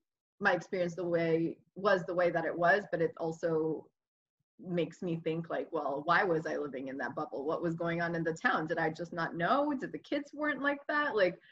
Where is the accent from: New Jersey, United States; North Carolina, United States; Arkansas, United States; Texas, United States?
New Jersey, United States; my experience growing up in Jersey was awesome. I think, I mean, my parents originally when they came had wanted to live in Queens because that's where everybody had family. But then my dad's uncle was in Jersey, so they ended up moving to Jersey to be closer to him.